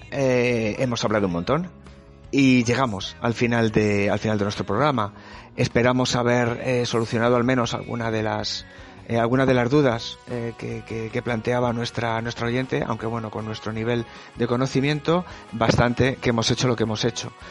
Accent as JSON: {"language": "Spanish", "country": "Spain", "said": "yo como persona española de España, la verdad es que no me gustan nada"}